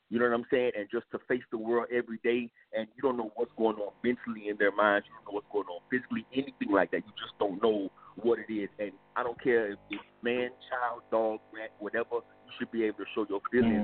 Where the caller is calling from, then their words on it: Miami, Florida, United States; I'm calling from Miami.